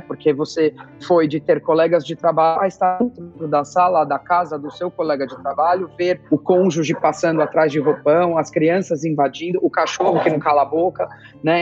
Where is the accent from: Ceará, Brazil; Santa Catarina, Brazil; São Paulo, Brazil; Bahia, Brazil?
São Paulo, Brazil; moved away as an adult; Eu sou de São Paulo, eu estudei a minha vida inteira em São Paulo, é, escola e faculdade